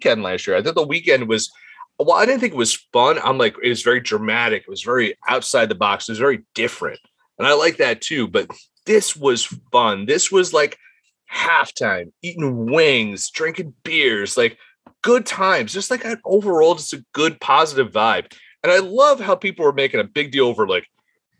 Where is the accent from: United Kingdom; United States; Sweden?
United States; Jersey Shore, New Jersey; I'm from the Jersey Shore